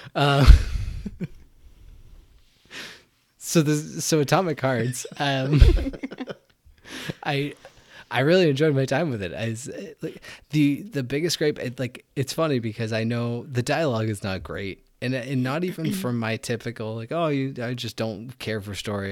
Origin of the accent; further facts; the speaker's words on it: United States; I as an American